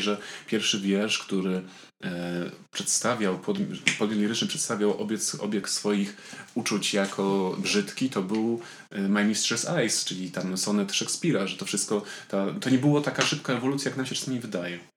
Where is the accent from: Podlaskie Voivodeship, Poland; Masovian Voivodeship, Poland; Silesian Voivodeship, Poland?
Silesian Voivodeship, Poland; Tarnowskie Góry; now in Warsaw, Poland; jestem z Tarnowskiej Góry i do Tarnowskich Gór pałam wielką miłością.